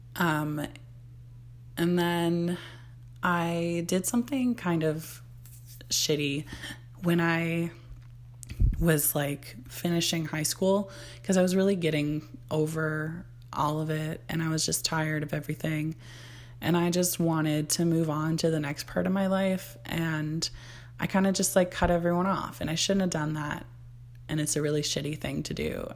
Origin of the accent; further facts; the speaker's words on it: Barrie, Ontario, Canada; I was born in Barrie, Ontario, Canada, which I live in Ontario, Canada now